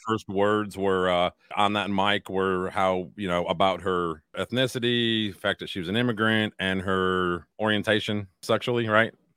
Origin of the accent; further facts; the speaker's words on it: United States; I'm an American first